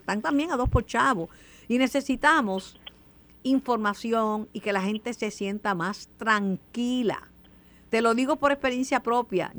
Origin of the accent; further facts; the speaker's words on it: Mayagüez, Puerto Rico; Mayagüez, mi pueblo